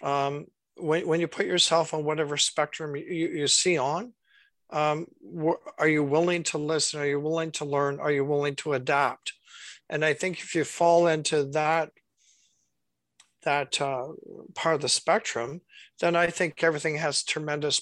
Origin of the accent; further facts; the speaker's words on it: Durham, Ontario, Canada; now in Cobourg, Canada; when I grew up in Durham, I was surrounded by Ukrainian and Polish families.